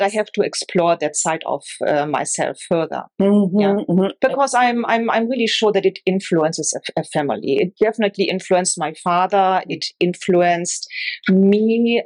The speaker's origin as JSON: {"language": "English", "region": "Northern Germany", "country": "Germany", "tie": "born or raised there", "moved": "yes", "said": "I grew up in Northern Germany"}